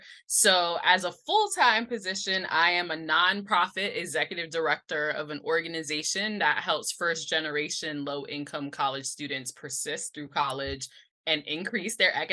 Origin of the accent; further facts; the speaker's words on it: New York City, New York, United States; I'm born and raised in Brooklyn, New York. New York is my home through and through.